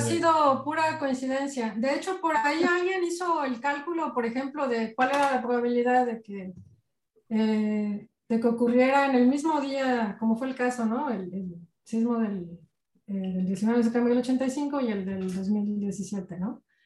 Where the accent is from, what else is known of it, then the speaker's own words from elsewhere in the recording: Mexico; cómo somos los mexicanos